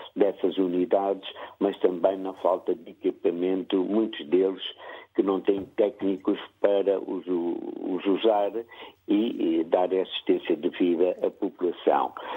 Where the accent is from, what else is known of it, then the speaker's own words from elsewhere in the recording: Angola; now in Porto, Portugal; terei que falar como angolano em Angola e porque é a realidade que efetivamente conheço